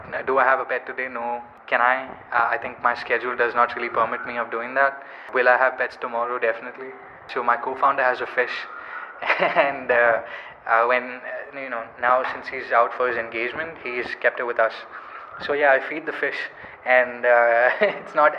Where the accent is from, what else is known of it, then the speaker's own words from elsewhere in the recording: Kerala, India; I'm from Kerala